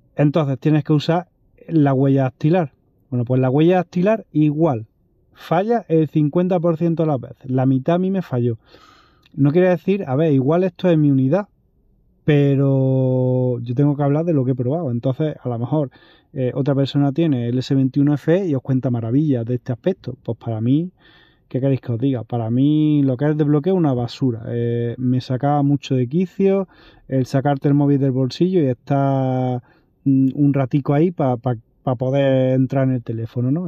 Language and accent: Spanish; Andalusia, Spain; como soy andaluz